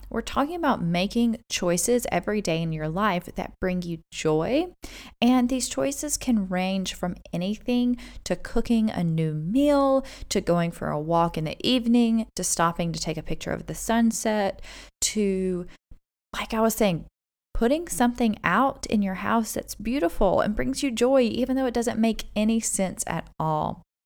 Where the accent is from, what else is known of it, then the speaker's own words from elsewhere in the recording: United States; moved away as an adult; also born or lived in South Korea / United Arab Emirates; now in Dubai, United Arab Emirates; we are originally from America